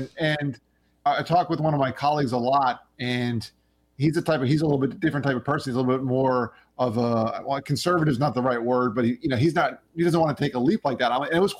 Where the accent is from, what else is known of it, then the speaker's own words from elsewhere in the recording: Long Island, New York, United States; born there; I was going to go back to Long Island where I was born in New York, where all of my family is from.